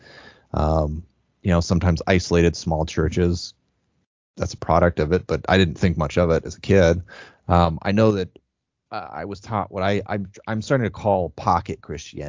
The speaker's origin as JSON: {"language": "English", "town": "Spokane Valley", "region": "Washington", "country": "United States", "tie": "born or raised there", "said": "I grew up in Spokane Valley"}